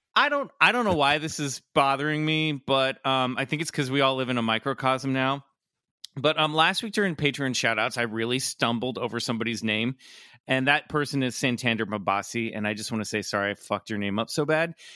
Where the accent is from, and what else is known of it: Kansas, United States; born or raised there